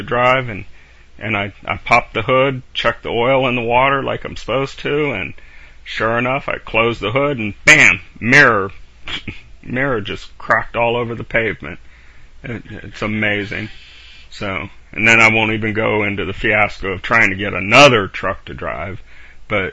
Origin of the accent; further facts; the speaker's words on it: Bumpass, Virginia, United States; I'm from Bumpass.